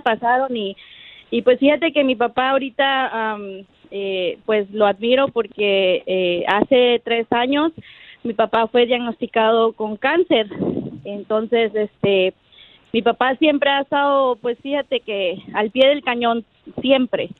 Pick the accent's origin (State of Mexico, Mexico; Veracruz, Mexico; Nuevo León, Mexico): Veracruz, Mexico; Paso del Macho; moved away; originalmente soy de Veracruz, de allá de, de eh, pasó del macho Veracruz